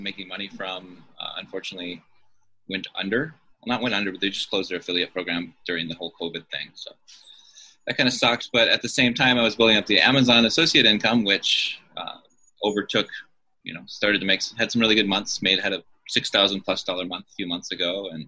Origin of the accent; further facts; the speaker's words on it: Honolulu, Hawaii, United States; Here in beautiful Honolulu, you can see kind of the background here. I grew up here in Hawaii